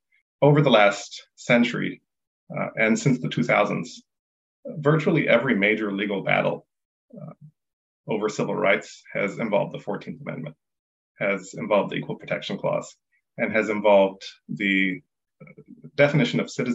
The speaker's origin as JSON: {"language": "English", "country": "United States", "tie": "born or raised there", "said": "My parents are from Ethiopia. I was born in the United States. Under the 14th Amendment, I'm an American citizen."}